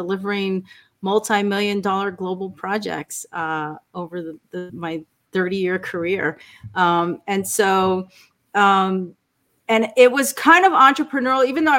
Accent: New York, United States; I was born in New York. I grew up with Sicilian immigrant parents

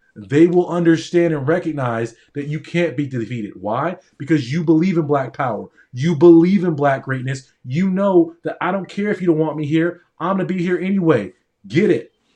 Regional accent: Newport Beach, California, United States; also born or lived in Palo Alto; I grew up in Orange County in Newport Beach

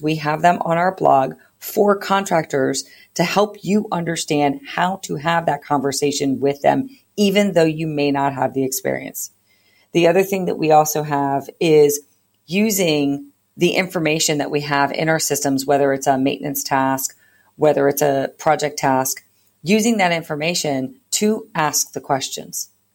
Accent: East Coast, United States; now in California, United States; I am a, not originally from California. I am originally from the East Coast

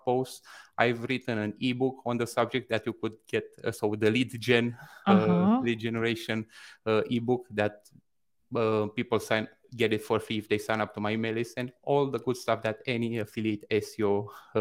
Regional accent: Bucharest, Romania; now in Toronto, Canada; I currently live in Toronto, Canada, but I'm originally from Bucharest, Romania, East Europe

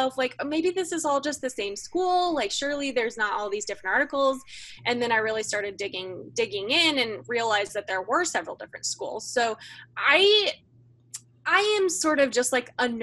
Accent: Kansas, United States; I am from Kansas

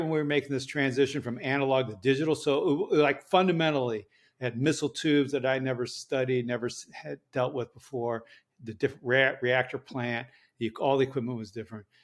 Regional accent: Berkeley, California, United States; I was born in Berkeley, California

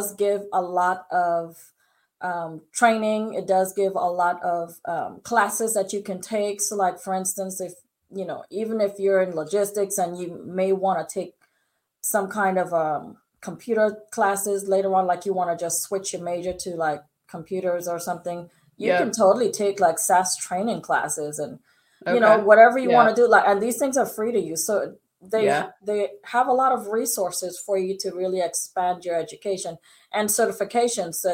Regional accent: British Virgin Islands; I'm from the Virgin Islands. And so my parents are strict British people.

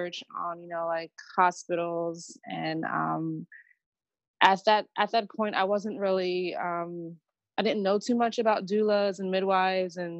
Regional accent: Harrisburg, Pennsylvania, United States; moved away as an adult; also born or lived in Philadelphia; my hometown in Harrisburg.

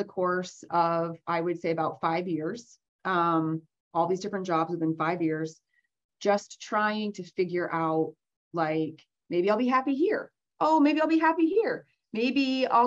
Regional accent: Vermont, United States; moved away as an adult; moved back to Vermont where I originally was born and raised

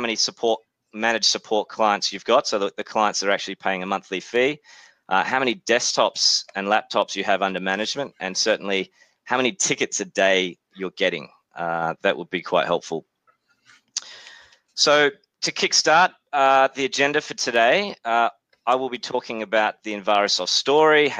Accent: Australia; accent: Australian; also born or lived in New Zealand; As you can tell from my accent, I'm obviously from Australia, but was born in New Zealand

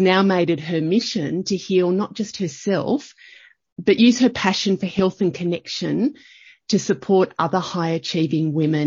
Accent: Young, New South Wales, Australia; I grew up in a country town. I grew up in Young in New South Wales, but I was a townie.

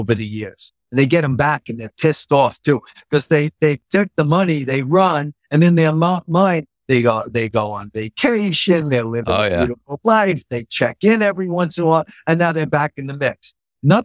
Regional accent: New York City, New York, United States; I was born in Queens. And I've lived in New York my whole life

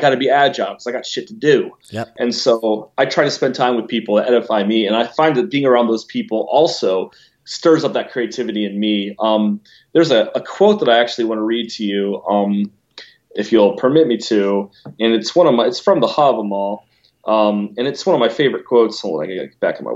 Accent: Lancaster, Ohio, United States; now in Columbus, United States; I grew up in Lancaster, Ohio, which was founded by the Germans in 1803

